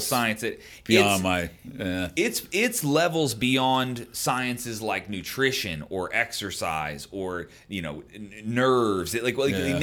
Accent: Baltimore, Maryland, United States; I'm from Baltimore

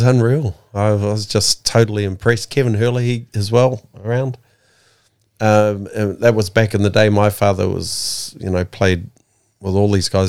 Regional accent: Porirua, Wellington, New Zealand; Kenneth Creek. Wellington, New Zealand.

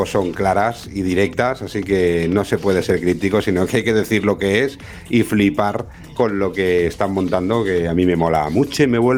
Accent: Vila-real, Valencian Community, Spain; Yo era más de de Vila que es de mi pueblo, de mi ciudad, ¿eh?

